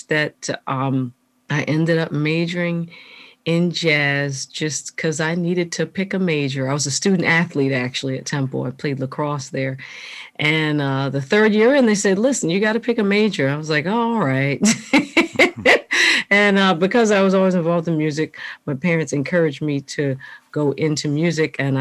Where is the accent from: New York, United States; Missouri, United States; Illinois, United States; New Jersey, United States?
New Jersey, United States; I grew up in South Jersey, just a few minutes from where we actually live now, outside of Philadelphia